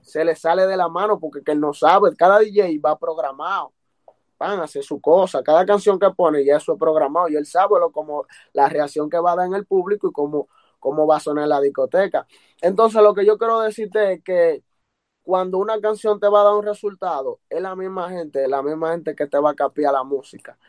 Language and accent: Spanish; Santiago de los Caballeros, Santiago, Dominican Republic; me dio a conocer ya a nivel internacional en mi país, República Dominicana